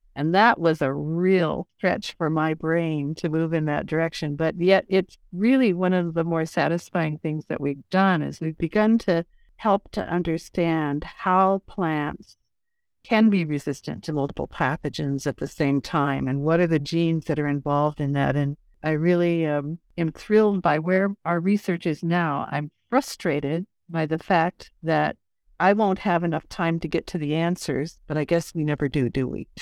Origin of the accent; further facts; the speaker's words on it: Lincoln, Nebraska, United States; moved away as an adult; also born or lived in Britain; I'm a kid from Nebraska, born and raised in Lincoln